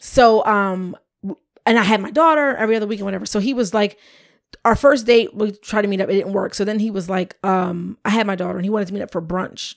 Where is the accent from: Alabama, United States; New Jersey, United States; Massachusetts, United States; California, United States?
New Jersey, United States; Camden; also born or lived in Cherry Hill, New Jersey; I lived there, I went, I lived there till I was seven, but I went to school until fifth grade in Camden